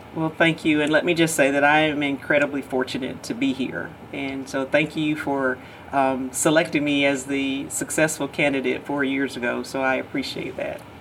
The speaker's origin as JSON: {"language": "English", "region": "Georgia", "country": "United States", "tie": "born or raised there"}